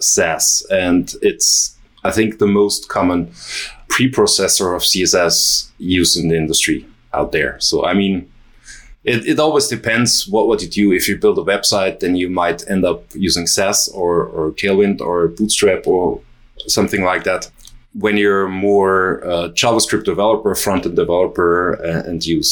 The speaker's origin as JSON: {"language": "English", "region": "Vienna", "country": "Austria", "said": "I'm from Vienna."}